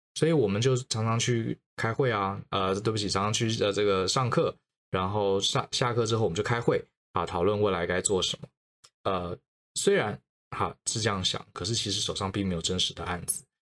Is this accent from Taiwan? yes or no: yes; Taiwan; moved away as an adult; also born or lived in United States; 因为毕竟我从小到大都在台湾长大，那我的家人、我的朋友、我的同学其实都在台湾